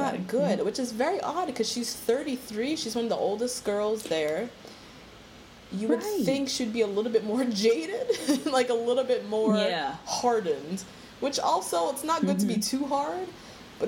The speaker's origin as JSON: {"language": "English", "country": "United States", "tie": "born or raised there", "said": "I'm of Jamaican descent but have been raised in America"}